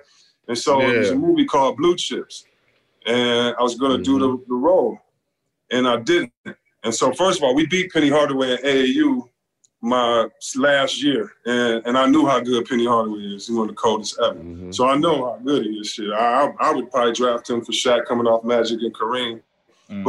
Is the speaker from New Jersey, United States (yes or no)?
no; Detroit, Michigan, United States; I grew up in Detroit, go to the school in the suburbs, want to rep Detroit